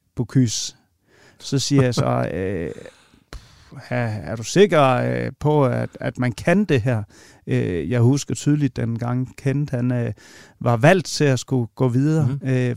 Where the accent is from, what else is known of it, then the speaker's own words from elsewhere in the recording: Vojens, Southern Denmark, Denmark; Vojens, hvor jeg kommer fra